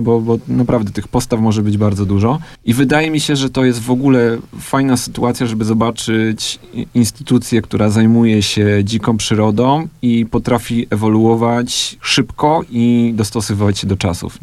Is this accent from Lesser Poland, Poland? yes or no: yes; Andrychów, Lesser Poland, Poland; wychowałem się w Andrychowie